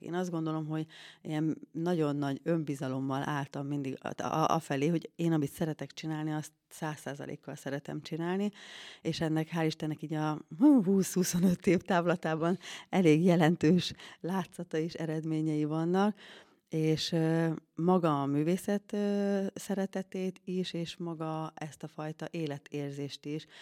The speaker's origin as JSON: {"language": "Hungarian", "area": "Tisza riverside", "region": "Szabolcs-Szatmár-Bereg", "country": "Hungary", "tie": "born or raised there", "moved": "yes", "lives_now": "Székesfehérvár, Hungary", "said": "én Szatmár Szatmári lány vagyok, Tisza Parti"}